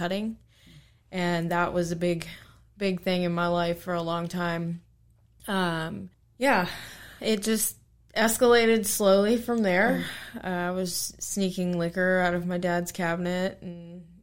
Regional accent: Harrisonburg, Virginia, United States; I grew up here in Harrisburg, Virginia

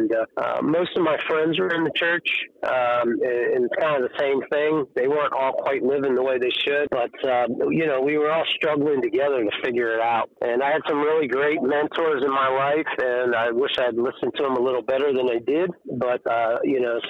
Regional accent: York, Pennsylvania, United States; moved away as an adult; now in Buena Vista, United States; But I grew up, I was born and raised in York. Was there until a year and a half ago when we moved to Virginia.

